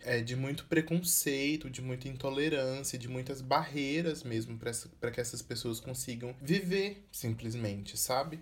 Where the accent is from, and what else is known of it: Brazil